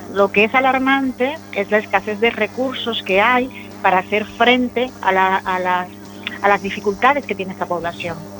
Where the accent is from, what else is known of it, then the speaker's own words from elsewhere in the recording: Dominican Republic; moved away as an adult; now in A Coruña, Spain; Yo soy una persona migrante, yo soy dominicana, llevo en, en A Coruña 15 años